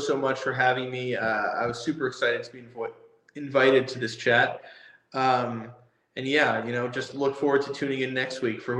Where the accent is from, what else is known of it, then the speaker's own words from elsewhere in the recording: New York, United States; growing up in New York, Mickey Mantle had sort of a special place in my heart.